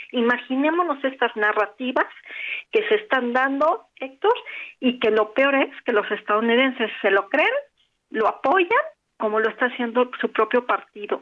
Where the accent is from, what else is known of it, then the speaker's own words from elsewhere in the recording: Mexico; nosotros como mexicanos